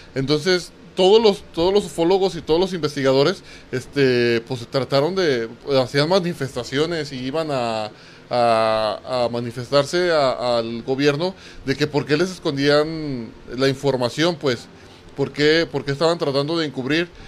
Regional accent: Mexico; nosotros como mexicanos

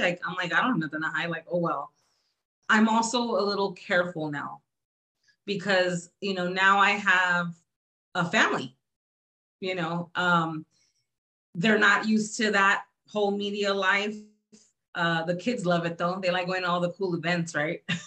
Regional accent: San Antonio, Texas, United States; I'm from San Antonio, Texas.

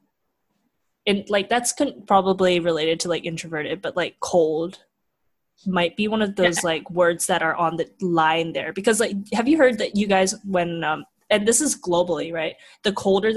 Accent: France; now in United States; I lived in France for quite a long time and having been in Europe

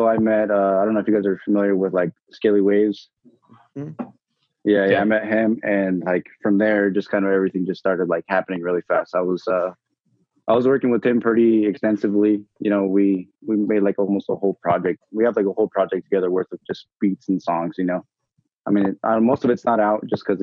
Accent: California, United States; now in Idaho, United States; I'm originally from California

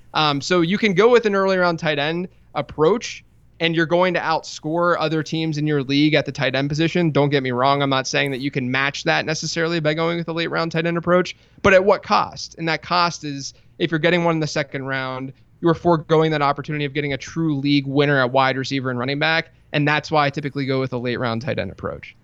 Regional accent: Pittsburgh, Pennsylvania, United States; I grew up in Pittsburgh, went to Pitt.

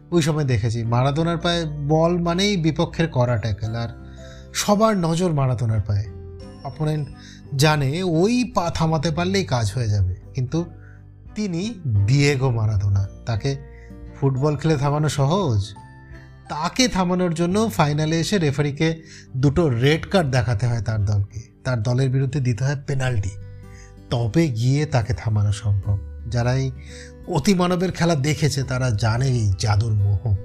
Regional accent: Basirhat, West Bengal, India; আমার বাড়ি বসিরহাট বাংলাদেশের বেশ কাছে

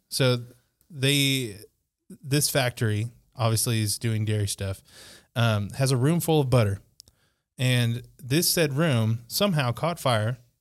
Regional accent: Wisconsin, United States; there is a town in my home state of Wisconsin

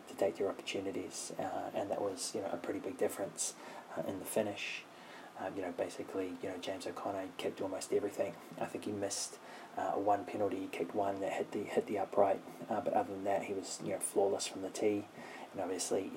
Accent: New Zealand; as a New Zealander

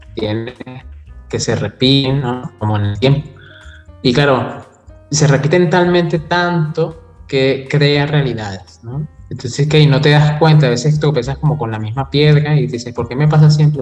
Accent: Venezuela; somos venezolanos

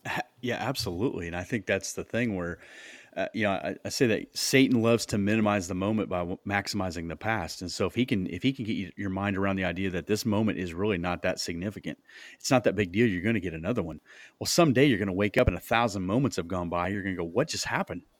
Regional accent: Iowa, United States; moved away as an adult; now in Indianapolis, United States

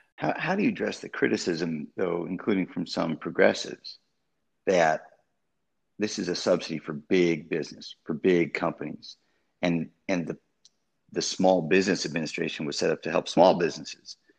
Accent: Wisconsin, United States; I'm from Wisconsin

